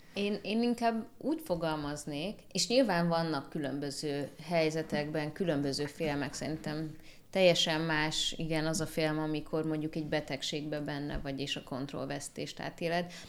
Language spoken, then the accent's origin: Hungarian; Hungary; itt Magyarországon születtem, itt nőttem fel